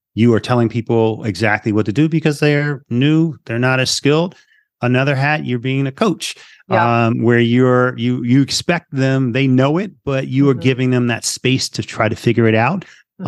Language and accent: English; Philadelphia, Pennsylvania, United States; moved away; also born or lived in Las Vegas; I'm originally from Philly. So I'm an inner city kid